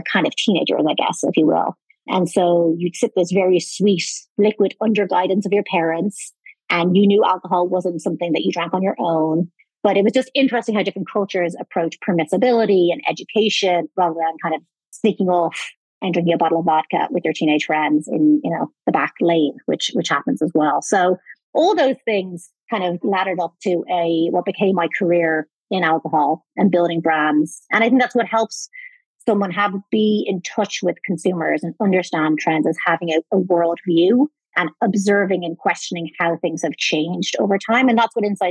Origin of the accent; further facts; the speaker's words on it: Ireland; moved away; I am Irish originally